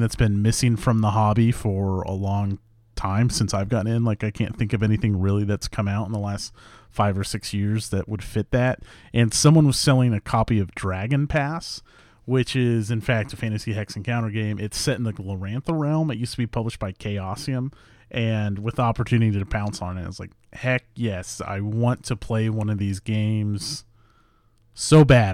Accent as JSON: {"language": "English", "town": "Leavenworth", "region": "Kansas", "country": "United States", "tie": "born or raised there", "moved": "yes", "said": "I grew up in Leavenworth."}